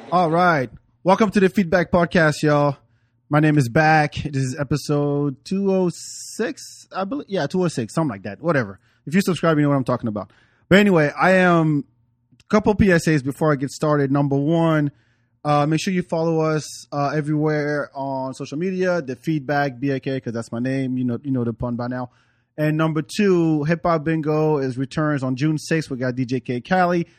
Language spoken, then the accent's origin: English; France; moved away; also born or lived in Africa; growing up in France, I didn't grow up in the, in the hood